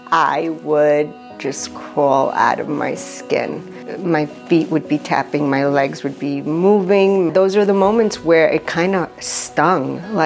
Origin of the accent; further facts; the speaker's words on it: Uruguay; moved away; also born or lived in New York; I was born in Uruguay, immigrated to New York.